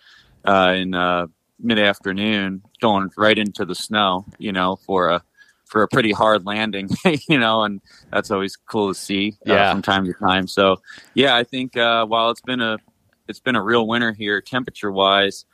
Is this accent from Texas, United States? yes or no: no; New York, United States; now in Upper Peninsula, Michigan, United States; I'm from New York